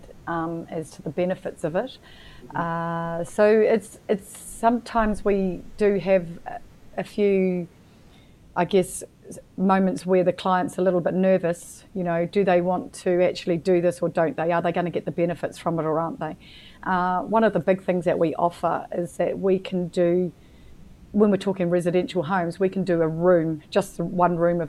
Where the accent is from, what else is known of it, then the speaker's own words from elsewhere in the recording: New Zealand; also born or lived in Queensland, Australia; now in Victoria, Australia; being a New Zealander, I was living in Queensland at the time